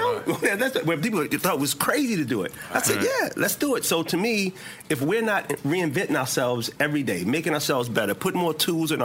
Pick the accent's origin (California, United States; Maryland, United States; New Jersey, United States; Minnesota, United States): Maryland, United States; Baltimore; moved away; I was from Baltimore.